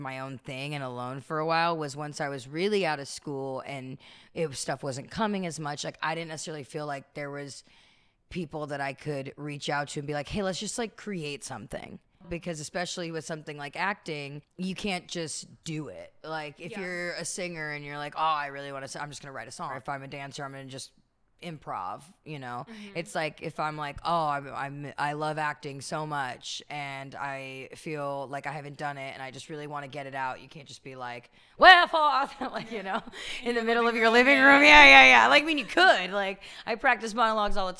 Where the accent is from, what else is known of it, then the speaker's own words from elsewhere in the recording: Bay Area, California, United States; moved away as an adult; also born or lived in New York; now in Los Angeles, United States; I'm a Bay Area native